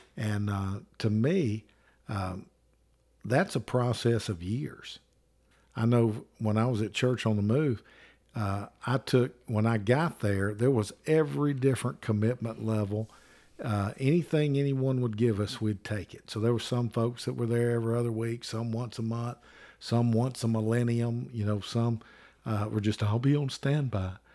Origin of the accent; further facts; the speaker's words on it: Alabama, United States; I'm from Alabama.